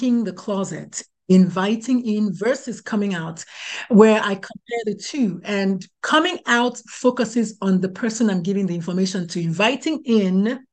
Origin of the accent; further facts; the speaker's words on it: Nigeria; moved away as an adult; now in United States; I was born, bred, buttered, and slightly burned in Nigeria.